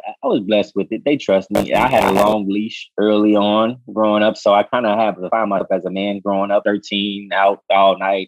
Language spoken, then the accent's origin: English; Chicago, Illinois, United States; I'm from the west side originally. I was born and raised, but I went to school up north in Von Steuben High